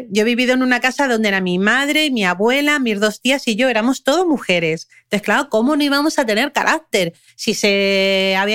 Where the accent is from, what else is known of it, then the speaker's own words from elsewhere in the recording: Germany; born there; Yo nací, en, yo nací en Alemania y nadie supo que yo había nacido, ¿no?